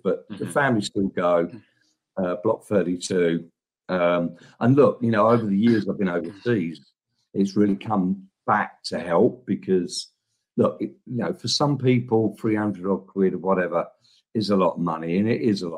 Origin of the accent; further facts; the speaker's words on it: London, United Kingdom; moved away as an adult; also born or lived in Downham; now in China; I'm a Southeast London boy through and through